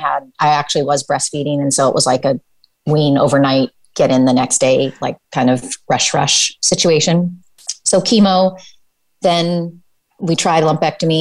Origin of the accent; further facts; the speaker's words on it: Pacific Northwest, United States; moved away as an adult; also born or lived in South Korea / Amsterdam, Netherlands / New York City, United States; I am from the Pacific Northwest, born and raised